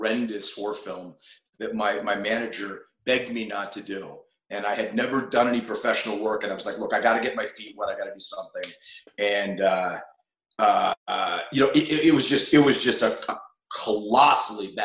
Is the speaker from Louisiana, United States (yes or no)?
no; New Castle, Pennsylvania, United States; moved away as an adult; also born or lived in Cleveland, Ohio / Boston / Los Angeles; I left when I was five, moved to Newcastle, Pennsylvania, about 40 miles west of Pittsburgh